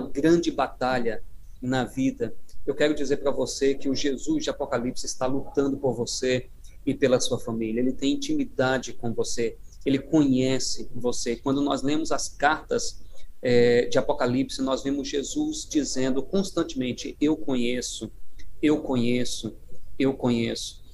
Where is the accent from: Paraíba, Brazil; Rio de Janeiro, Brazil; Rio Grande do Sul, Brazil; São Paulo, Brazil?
Paraíba, Brazil; moved away; eu sou da terra aí, né, do, Uh, sou da Paraíba e uh, sou a minha origem aí na, na, na, União Nordeste